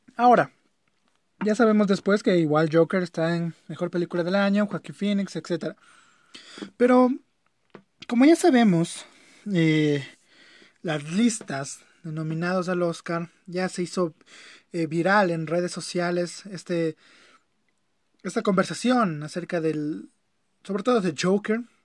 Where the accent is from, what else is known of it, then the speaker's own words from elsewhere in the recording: Ecuador; las personas que somos de aquí de Ecuador